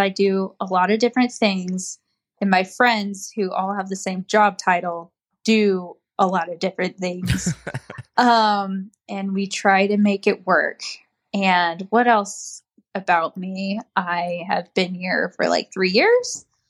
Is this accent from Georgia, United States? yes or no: no; Fort Hood, Texas, United States; So I was actually born in Texas. I was born on Fort Hood.